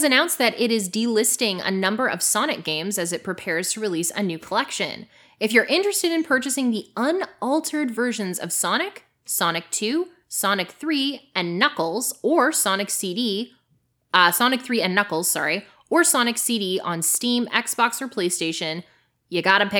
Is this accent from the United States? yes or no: no; Canada; Behavior Interactive, which is located in my home country, has announced the opening of a second location, this time in Toronto.